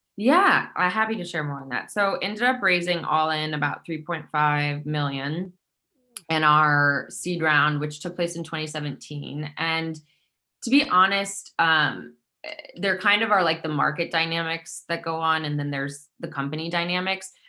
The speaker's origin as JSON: {"language": "English", "region": "Midwest", "country": "United States", "tie": "born or raised there", "moved": "yes", "lives_now": "Brooklyn, United States", "said": "growing up in the Midwest"}